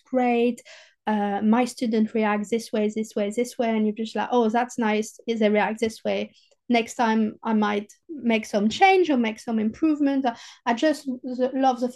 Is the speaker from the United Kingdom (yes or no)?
no; southern France, France; accent: French southerner; English is a second language; moved away